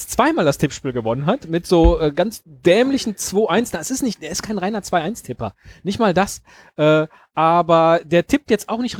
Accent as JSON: {"language": "German", "region": "Rhineland", "country": "Germany", "tie": "born or raised there", "said": "ich, bin aufgewachsen im Rheinland und ja, das hört man."}